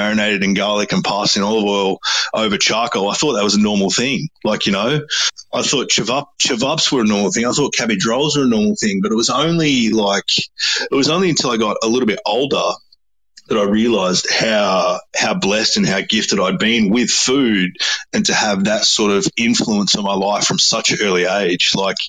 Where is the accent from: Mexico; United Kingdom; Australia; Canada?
Australia; Like I'm a 50-50 mix and I grew up in Australia, and any full-blooded Crow would call me a dinky-dye Aussie.